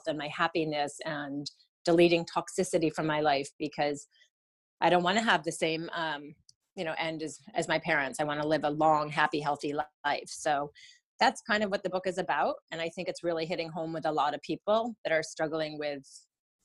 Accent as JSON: {"language": "English", "town": "Rochester", "region": "New York", "country": "United States", "tie": "born or raised there", "said": "I grew up in Rochester"}